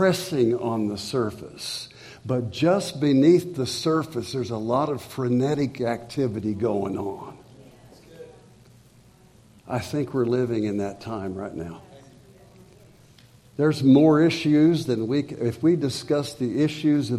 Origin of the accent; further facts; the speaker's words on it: Springfield, United States; I'd come back to my hometown, Springfield